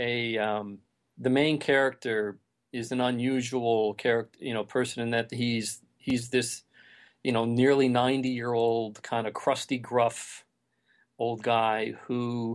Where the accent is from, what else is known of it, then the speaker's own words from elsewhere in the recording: Detroit, Michigan, United States; I grew up in Detroit